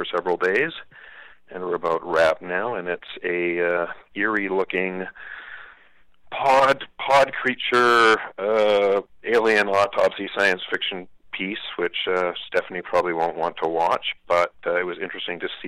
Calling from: Vancouver, British Columbia, Canada; I'm calling from Vancouver, BC

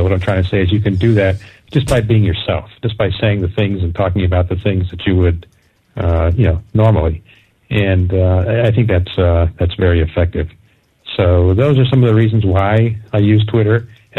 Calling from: Hartford, Connecticut, United States; I'm calling from the Hartford, Connecticut area

